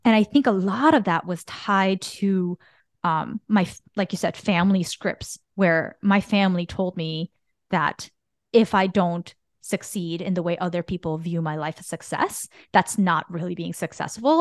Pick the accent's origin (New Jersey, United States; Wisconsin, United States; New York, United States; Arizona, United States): New Jersey, United States; Bergen County; growing up in Bergen County